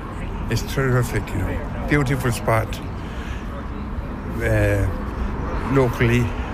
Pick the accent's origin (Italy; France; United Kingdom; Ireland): Ireland; Grange, Connacht; now in Maugherow, Ireland; We live in Maharad, just 5 miles up the road. But I was born in the parish of Grange. I moved from Harrow.